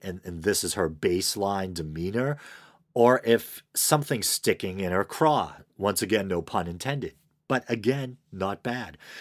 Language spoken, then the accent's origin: English; Boston, Massachusetts, United States; accent: Boston; I have a Boston accent, which some might mistake for a New York or a Jersey accent